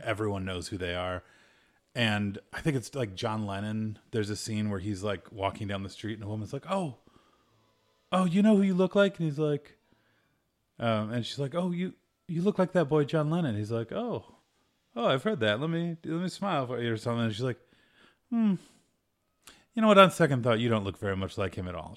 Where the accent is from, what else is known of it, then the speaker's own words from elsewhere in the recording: United States; I'm a American.